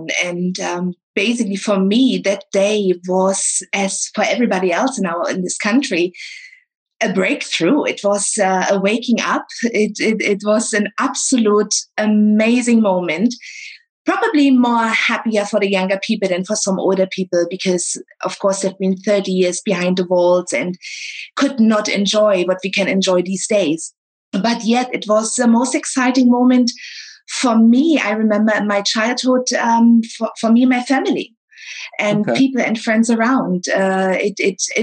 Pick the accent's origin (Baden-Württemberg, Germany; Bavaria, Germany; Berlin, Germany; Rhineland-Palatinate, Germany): Berlin, Germany; English is a second language; moved away as an adult; also born or lived in Shanghai, China; now in Philippines; I was born in East Germany, in Berlin, and had a great childhood